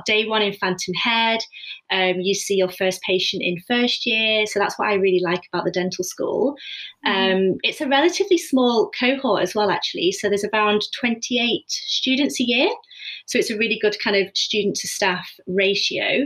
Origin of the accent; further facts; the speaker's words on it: Preston, North West England, United Kingdom; moved away as an adult; also born or lived in Edinburgh / London; I'm actually from Preston. So I'm just living at home.